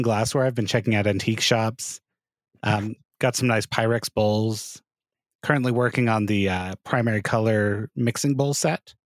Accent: Hurricane, Utah, United States; I grew up in Hurricane Utah

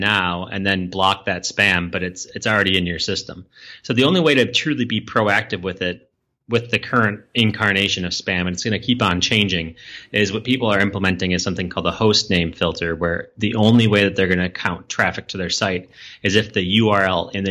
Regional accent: Minneapolis, Minnesota, United States; my home state and hometown in Minneapolis.

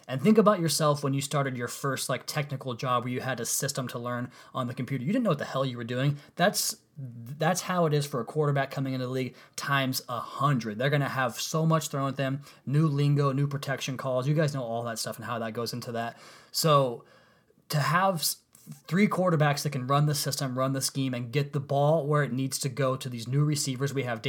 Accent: Pacific Northwest, United States; If you guys don't know already, I'm from the Pacific Northwest, and when the Sonics left, I just really couldn't do hoops anymore.

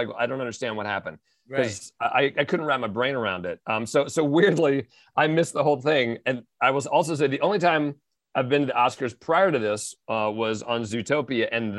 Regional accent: Gaithersburg, Maryland, United States; Of course, WTOP on my commute in.

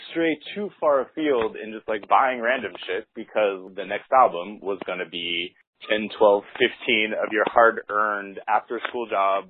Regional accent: San Diego, California, United States; moved away; also born or lived in San Francisco; I grew up in San Diego

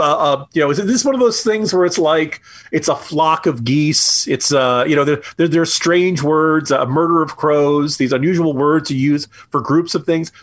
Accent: New Jersey, United States; I grew up in New Jersey

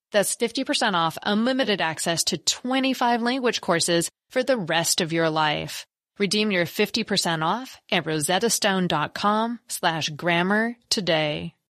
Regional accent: United States; as an American

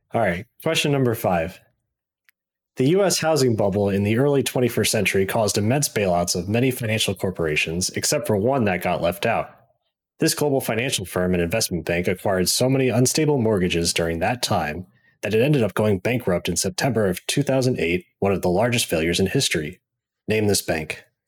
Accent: Missouri, United States; also born or lived in Saint Louis; I was born and raised in Missouri, went to school in Mizzou, and moved to Saint Louis, been here doing I T stuff ever since

